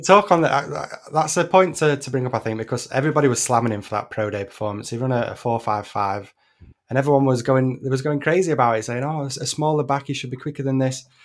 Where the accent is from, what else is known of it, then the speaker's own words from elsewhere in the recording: United Kingdom; I'm a Brit